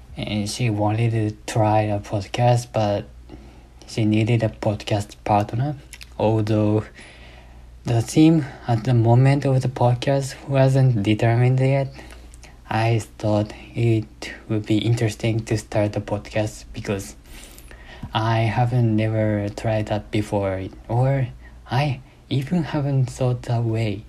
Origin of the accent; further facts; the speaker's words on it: Japan; English is a second language; moved away as an adult; now in United States; I was born in Japan and have been have been raised in Japan until 2 years after graduating from my high school.